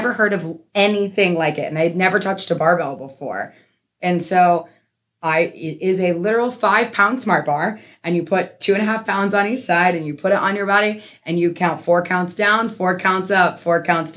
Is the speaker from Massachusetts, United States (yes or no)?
yes; Massachusetts, United States; I grew up in Massachusetts